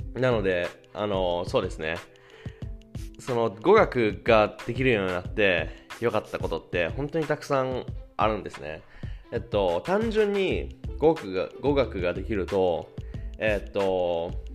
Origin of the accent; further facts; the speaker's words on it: Japan; moved away as an adult; now in Germany; 自分が生まれ育って日本という国を外から見れるってことは